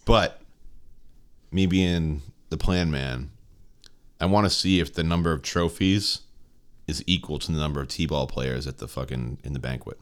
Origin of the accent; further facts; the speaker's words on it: Stoneham, Massachusetts, United States; I'm from Stoneham